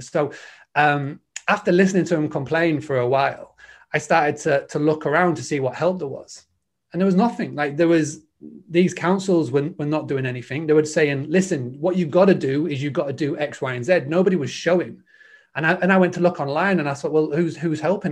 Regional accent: Scarborough, Yorkshire and the Humber, United Kingdom; I'm from a little town called Scarborough in, in, in the U K. It's the northeast.

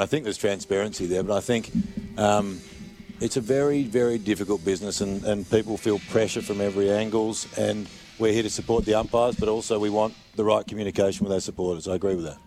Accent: South Australia, Australia; I'm South Australian.

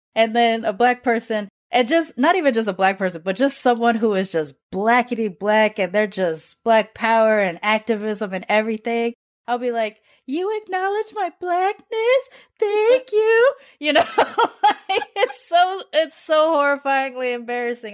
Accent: United States; I'm born and raised in America

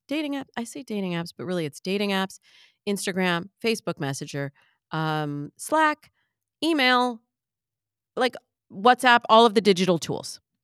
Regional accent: Michigan, United States; I'm from the Midwest. we had corn in Michigan.

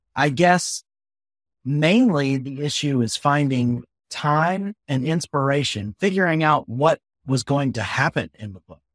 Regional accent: the South, United States; I'm a Southerner

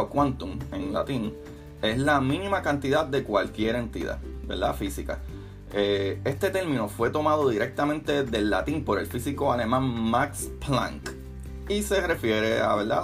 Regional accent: Puerto Rico; somos básicamente de Norteamérica o por lo menos en Puerto Rico

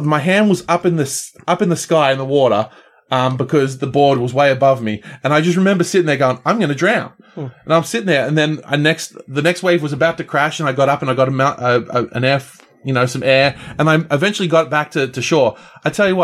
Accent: Australia; growing up in Australia

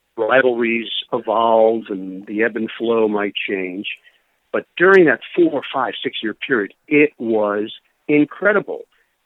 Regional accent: New York, United States; I grew up in New York.

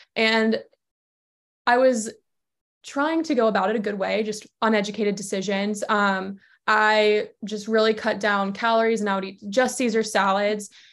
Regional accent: Georgia, United States; also born or lived in Charleston, South Carolina; now in Connecticut, United States; I'm originally from Georgia.

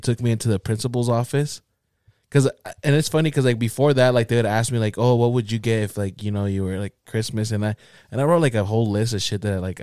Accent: United States; So I grew up out in Rose Park. You know, I went to Rose Park Elementary

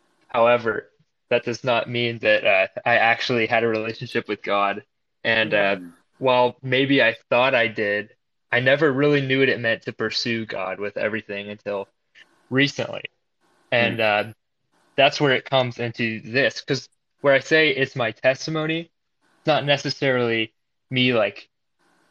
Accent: Boerne, Texas, United States; I'm from Boerne, Texas, which is near San Antonio

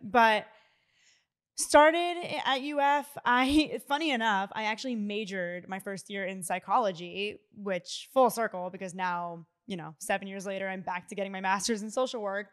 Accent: Philadelphia, Pennsylvania, United States; moved away as an adult; now in New York City, United States; I'm from Philly, I'm not from New York.

